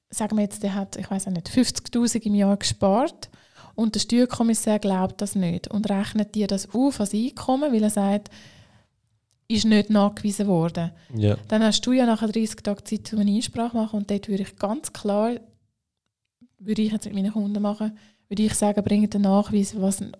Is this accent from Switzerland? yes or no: yes; Zurich, Switzerland; Auch als Zürcher kann ich sagen, Aargau ist schön.